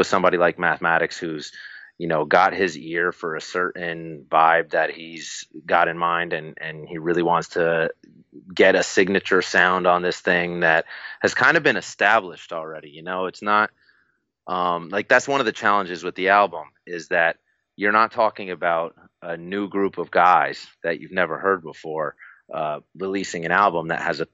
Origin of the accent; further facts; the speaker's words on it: New Jersey, United States; I'm from Jersey